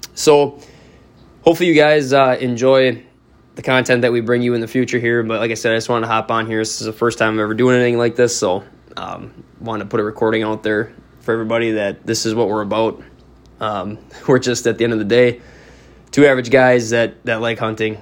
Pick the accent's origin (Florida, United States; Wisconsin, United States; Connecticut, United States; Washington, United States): Wisconsin, United States; Northeast; I grew up in Northeast Wisconsin